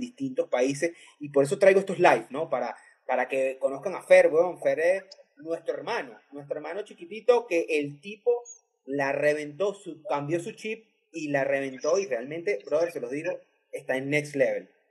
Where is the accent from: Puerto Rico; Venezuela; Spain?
Venezuela; moved away; Somos venezolanos en otros países